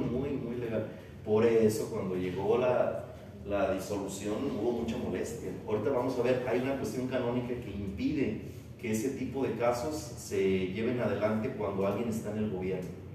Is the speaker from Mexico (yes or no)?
yes; Mexico; era yo, mexicano